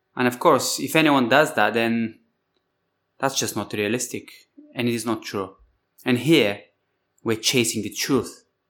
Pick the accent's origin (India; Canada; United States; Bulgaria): Bulgaria; I come from Bulgaria, you know, Thrace, the Thracian Valley, Spartacus